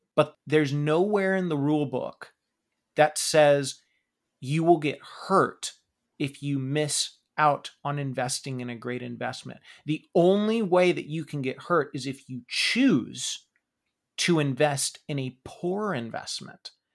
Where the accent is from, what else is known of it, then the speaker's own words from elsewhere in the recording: Pacific Northwest, United States; We grew up in the Pacific Northwest where Starbucks was obviously very, very big